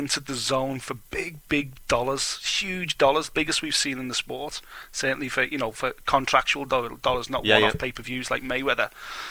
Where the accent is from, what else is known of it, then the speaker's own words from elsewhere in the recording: Liverpool, North West England, United Kingdom; accent: Scouse; he's from my hometown